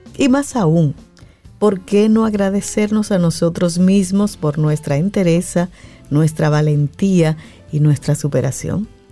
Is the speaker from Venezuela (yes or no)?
no; Dominican Republic; somos los dominicanos